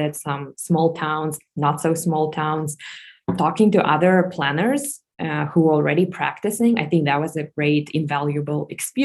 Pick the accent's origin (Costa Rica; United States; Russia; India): Russia; Moscow; moved away as an adult; I was born and raised in Moscow, Russia